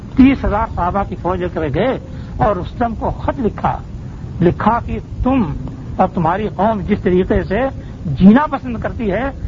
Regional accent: India; ہمارے ہندوستان کے لوگ

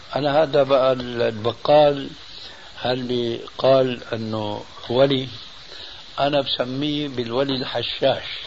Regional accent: Syria; عندنا بالشام

